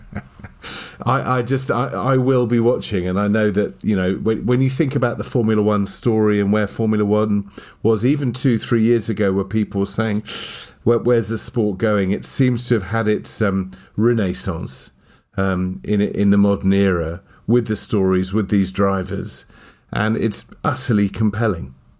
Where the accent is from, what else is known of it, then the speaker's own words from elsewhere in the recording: United Kingdom; being British as we are